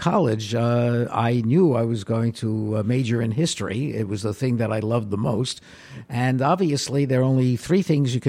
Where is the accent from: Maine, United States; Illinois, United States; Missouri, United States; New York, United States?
New York, United States; New York City; I was born in the Bronx, and I've lived in the Bronx my entire life